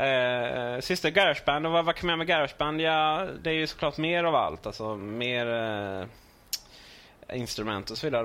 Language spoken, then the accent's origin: Swedish; Blekinge, Sweden; moved away; Hemma i Blekinge